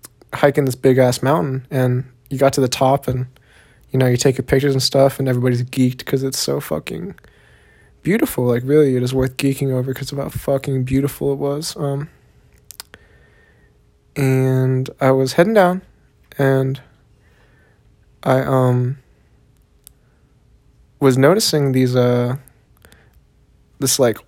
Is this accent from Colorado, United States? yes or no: no; Austin, Texas, United States; born or raised there; accent: southern; also born or lived in Long Beach, California / Korea; now in South Korea